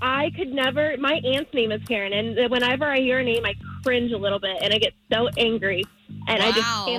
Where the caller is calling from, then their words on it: Oviedo, Florida, United States; I'm calling from Oviedo.